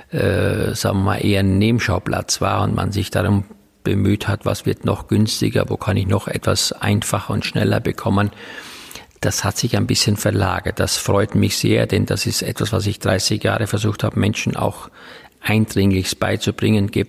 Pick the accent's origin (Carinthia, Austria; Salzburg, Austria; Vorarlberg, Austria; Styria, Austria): Styria, Austria; Ja, ich komme gebürtig aus der Oststeiermark. Das ist also ein kleiner Teil der Steiermark im Osten sozusagen. Äh, und dort bin ich auf einem Bauernhof groß geworden